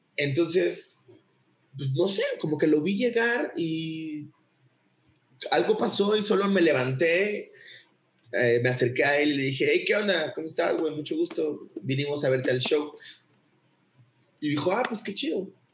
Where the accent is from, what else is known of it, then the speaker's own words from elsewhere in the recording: Acapulco, Guerrero, Mexico; soy de Acapulco.